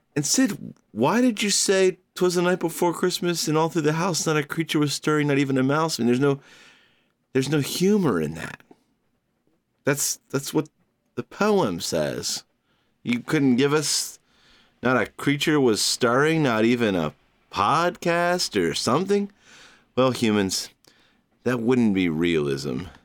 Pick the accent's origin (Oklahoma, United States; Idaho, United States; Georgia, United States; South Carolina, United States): Georgia, United States; now in New York City, United States; my home state of Georgia